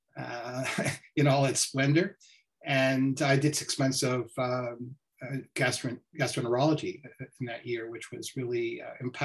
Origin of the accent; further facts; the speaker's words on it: Montreal, Quebec, Canada; also born or lived in Ohio; I grew up in Montreal, and so I've come back home to practice